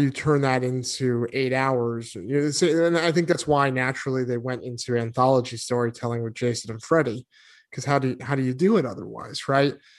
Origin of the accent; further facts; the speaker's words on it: New England, United States; moved away; also born or lived in Arizona; growing up in New England